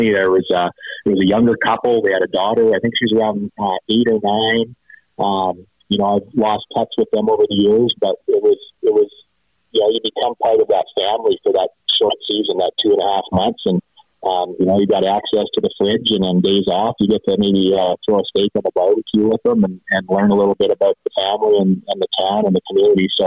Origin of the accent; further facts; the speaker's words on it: Medicine Hat, Alberta, Canada; schedule to go play Medicine Hat so it was quite a thing to be able to come play professional baseball in my hometown against the home team.